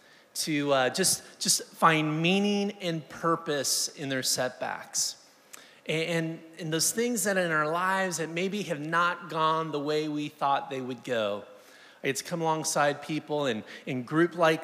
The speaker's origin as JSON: {"language": "English", "region": "Southern California", "country": "United States", "tie": "born or raised there", "said": "Live there, born and raised in Southern California"}